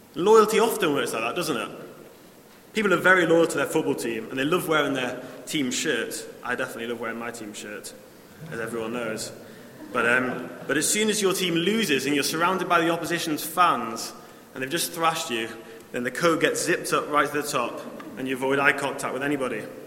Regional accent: Newcastle upon Tyne, North East England, United Kingdom; also born or lived in Sheffield; I grew up in Newcastle I moved away for four years to Sheffield.

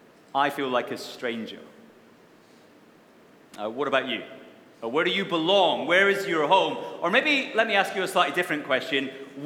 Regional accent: Wishaw, Scotland, United Kingdom; also born or lived in Bellshill; I was born in a Scottish town called Belsill, which most of you have never heard of, I guess. And then I spent my first 17 years in another place that most of you have never heard of called Wishaw

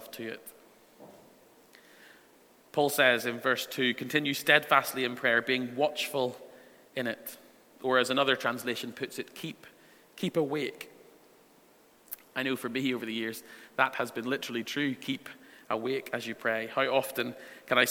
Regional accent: Northern Ireland, United Kingdom; The church that I went to growing up in Northern Ireland

